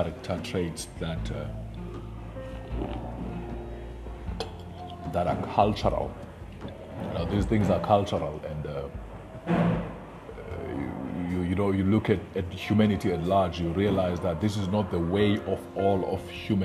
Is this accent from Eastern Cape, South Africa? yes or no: yes; Ngcobo, Eastern Cape, South Africa; I come from Eastern Cape. I was born in Ngcobo, and you know, it's a kwaveju. I grew up there.